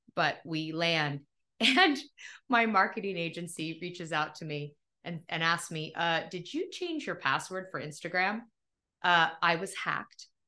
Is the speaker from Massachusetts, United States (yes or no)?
no; Topanga, California, United States; moved away; also born or lived in New York / Philadelphia; my hometown of Topanga